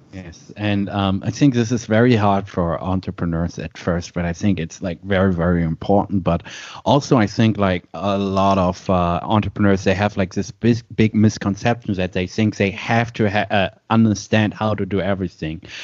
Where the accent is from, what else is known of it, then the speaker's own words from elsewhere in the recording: Germany; born and raised in Germany